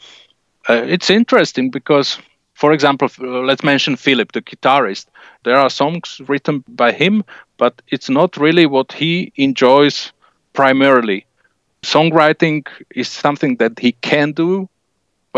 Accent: Slovakia; we're from Slovakia

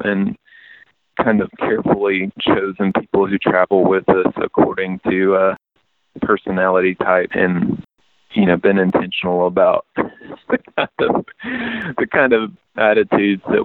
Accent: East Tennessee, United States; I grew up in East Tennessee with a lot of bluegrass around

